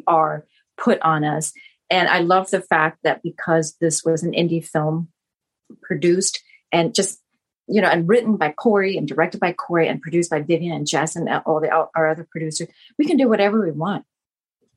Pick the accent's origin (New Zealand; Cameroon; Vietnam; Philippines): Vietnam; first language Vietnamese; English is a second language; now in United States; born in Vietnam and to have that be my primary language, my first language anyway